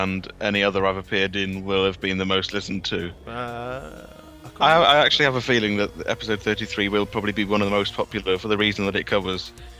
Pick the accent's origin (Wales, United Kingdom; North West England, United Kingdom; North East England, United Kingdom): Wales, United Kingdom